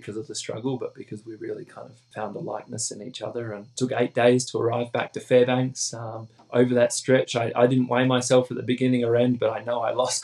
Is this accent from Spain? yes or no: no; Australia; moved away; back home in Australia